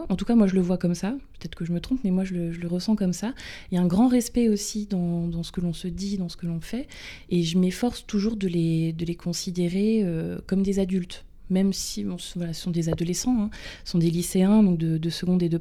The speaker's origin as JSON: {"language": "French", "area": "Bay of the Somme", "region": "Hauts-de-France", "country": "France", "tie": "born or raised there", "also_born_or_lived": "Luxembourg / Amiens", "said": "J'ai grandi dans une famille euh, classique, traditionnelle, euh, euh, plutôt normale en campagne, en baie de Somme."}